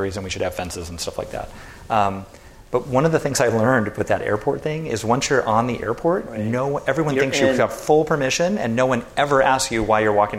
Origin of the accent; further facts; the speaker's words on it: Santa Barbara, California, United States; we grew up in Santa Barbara together